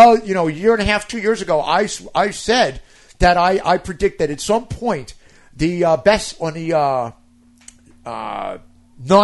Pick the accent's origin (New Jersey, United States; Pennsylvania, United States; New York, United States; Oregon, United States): New York, United States; I'm from New York